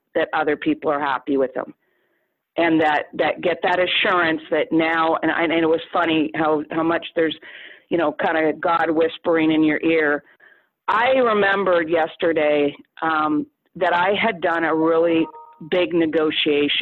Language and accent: English; Canada; I'm a Canadian